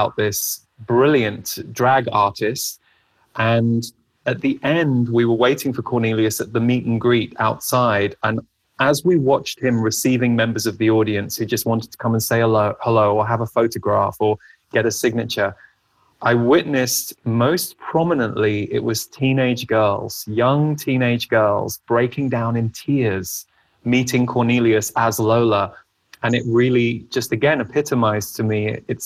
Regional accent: England, United Kingdom; I grew up in England

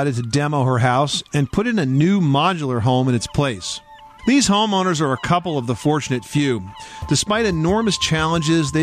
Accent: Jersey Shore, New Jersey, United States; those of us who grew up here

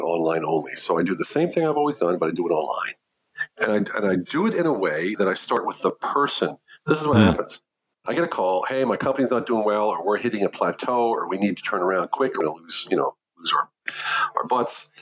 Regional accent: United States; moved away as an adult; now in Germany; an American that didn't speak much German living in Germany

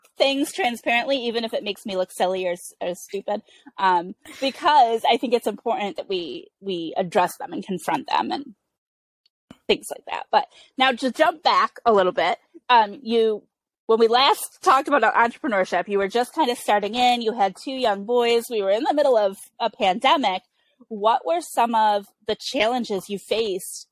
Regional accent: United States; the way I was raised, being raised American and going to public school

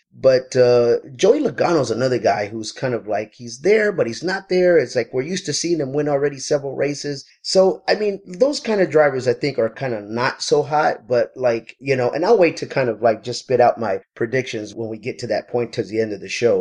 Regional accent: Texas, United States; moved away as an adult; now in Southern California, United States; I am from Texas originally

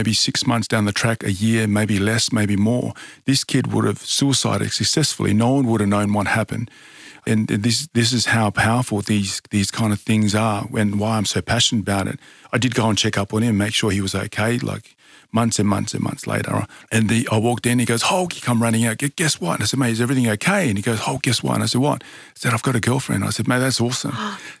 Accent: Tonga; also born or lived in Newcastle, Australia; So I was born in Newcastle, New South Wales, is where I was born. So obviously love my my rugby league over in New South Wales, but I was brought up in Tonga.

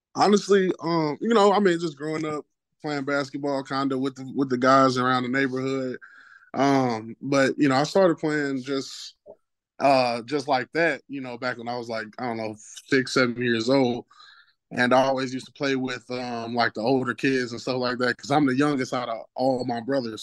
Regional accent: St. Louis, Missouri, United States; I'm from Saint Louis.

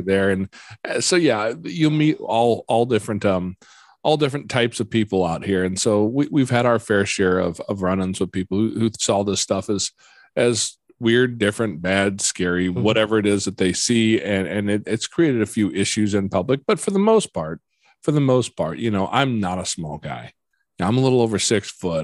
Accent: Midwest, United States; I grew up here in the Midwest

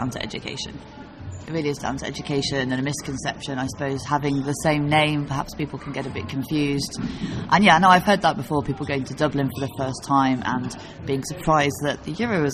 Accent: London, United Kingdom; I'm from London. I work in management consultancy

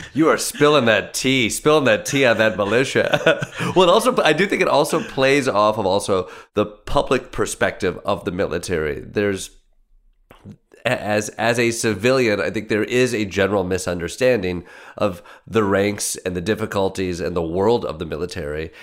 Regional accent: Michigan, United States; I'm from Michigan

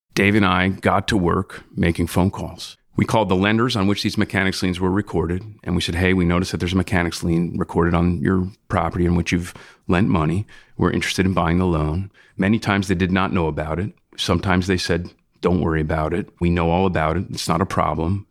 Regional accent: South Shore of Long Island, New York, United States; I grew up on the South Shore of Long Island with a family of musicians

